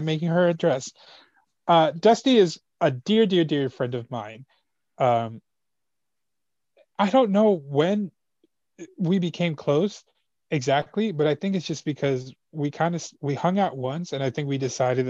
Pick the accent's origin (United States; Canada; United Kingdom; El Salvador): El Salvador; We're both from El Salvador, so we kind of bonded.